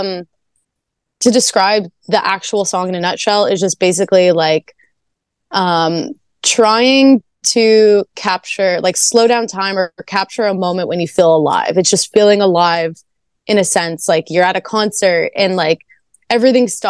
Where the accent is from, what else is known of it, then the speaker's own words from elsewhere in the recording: Canada; I'm Canadian